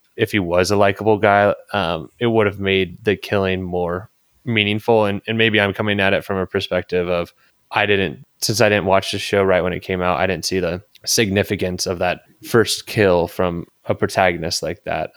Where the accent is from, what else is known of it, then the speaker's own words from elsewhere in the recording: San Diego, California, United States; growing up in San Diego